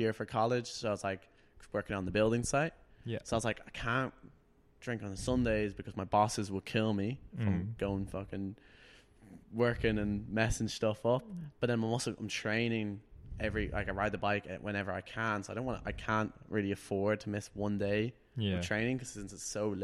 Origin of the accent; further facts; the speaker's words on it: Wicklow, Leinster, Ireland; I'm from Wicklow.